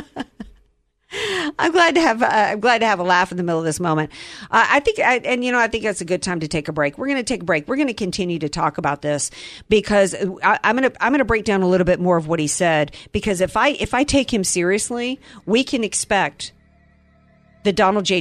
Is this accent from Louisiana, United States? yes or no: yes; New Orleans, Louisiana, United States; we come from New Orleans